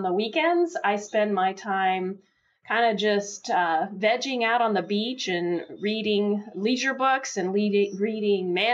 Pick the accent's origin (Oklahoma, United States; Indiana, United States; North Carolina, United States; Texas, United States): Texas, United States; Houston; moved away as an adult; also born or lived in Washington, D.C.; now in Florida, United States; I was born and raised in Houston, Texas. So I'm a native Texan